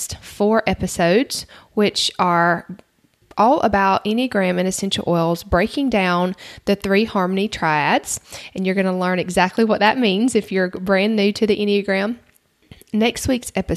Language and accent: English; the South, United States; accent: Southern; now in Georgia, United States; I'm from the South. You might can tell that from my accent.